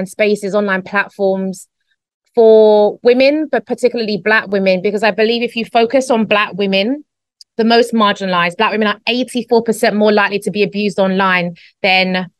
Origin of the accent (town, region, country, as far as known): London, United Kingdom; born or raised there; moved away as an adult; now in Spain